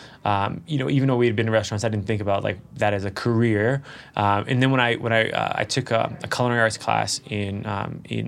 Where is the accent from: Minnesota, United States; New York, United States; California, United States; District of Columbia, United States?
District of Columbia, United States; Washington; moved away; I'm originally from Washington, D.C. You know, I grew up and I was born in 84. So I was growing up in probably what was the worst time in Washington, D.C. ever.